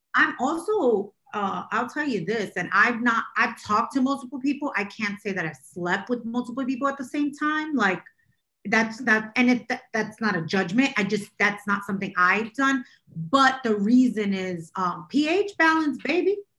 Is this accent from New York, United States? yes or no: yes; New York City, New York, United States; I'm from Brooklyn